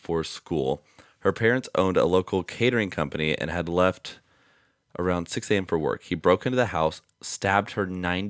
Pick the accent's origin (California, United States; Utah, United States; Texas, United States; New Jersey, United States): New Jersey, United States; a brutal murder that happened in the next town over from me when I was growing up in New Jersey.